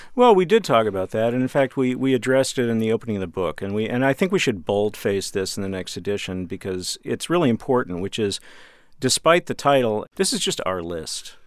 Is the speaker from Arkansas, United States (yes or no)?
no; Dallas, Texas, United States; I'm from Dallas, and we had a local station, Channel Eleven